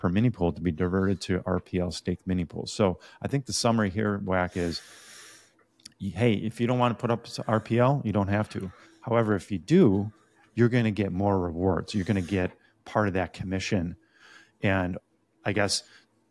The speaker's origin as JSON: {"language": "English", "country": "Ireland", "said": "Being an Irish guy myself"}